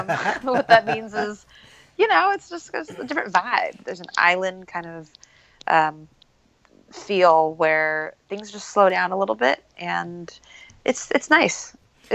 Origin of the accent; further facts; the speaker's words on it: Bay Area, California, United States; I'm from the Bay Area.